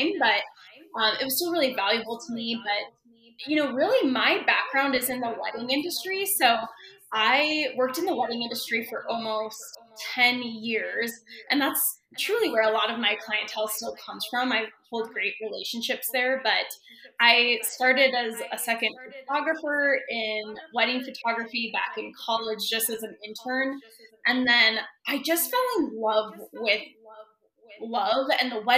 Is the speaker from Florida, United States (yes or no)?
no; Wyoming, United States; moved away as an adult; also born or lived in Denver, Colorado; I'm moving back to my hometown in small town Wyoming